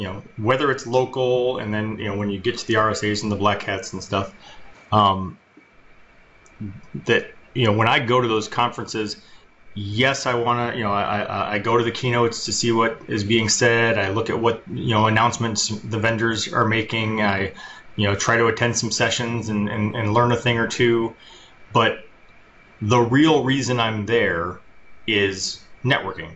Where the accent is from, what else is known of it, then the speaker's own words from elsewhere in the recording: Detroit, Michigan, United States; I'm from Detroit